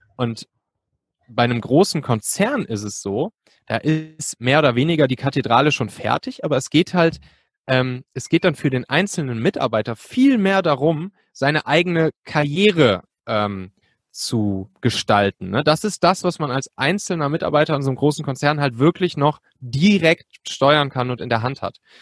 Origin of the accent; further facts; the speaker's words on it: Cologne area, North Rhine-Westphalia, Germany; now in Hamburg, Germany; ich bin eigentlich ursprünglich Rheinländer, so aus der Kölner Gegend